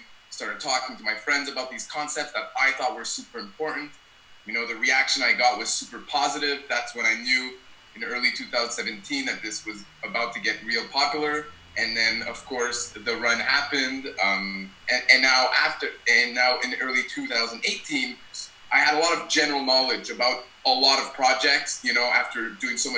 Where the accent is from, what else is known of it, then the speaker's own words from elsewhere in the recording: Ottawa, Ontario, Canada; moved away as an adult; also born or lived in British Columbia / Alberta; now in Montreal, Canada; I grew up in Ottawa, Canada.